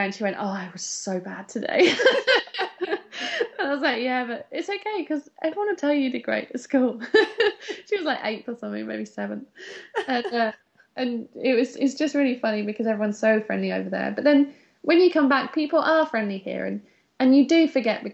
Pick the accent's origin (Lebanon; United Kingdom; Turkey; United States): United Kingdom; we're British.